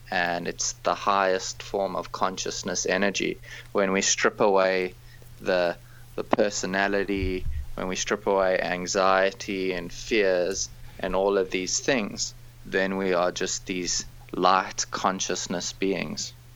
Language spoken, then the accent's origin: English; South Africa; moved away; I grew up in South Africa